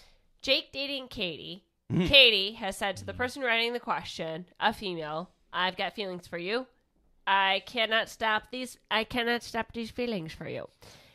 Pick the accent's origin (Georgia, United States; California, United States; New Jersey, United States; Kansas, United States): Kansas, United States; I'm just saying, you can also tell I'm from Kansas